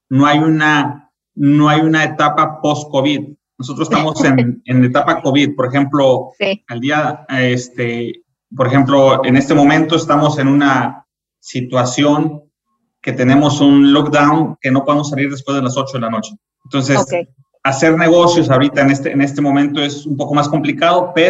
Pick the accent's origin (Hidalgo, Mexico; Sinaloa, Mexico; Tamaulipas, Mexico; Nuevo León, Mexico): Nuevo León, Mexico; Monterrey; moved away; also born or lived in Mexico City / Argentina; en México estuve en Monterrey, donde yo nací, me moví a Ciudad de México